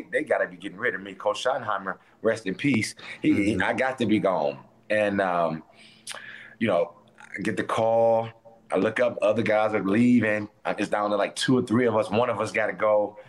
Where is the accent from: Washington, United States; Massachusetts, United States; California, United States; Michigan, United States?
Michigan, United States; Detroit; I think growing up in Detroit, the environment helped me out too.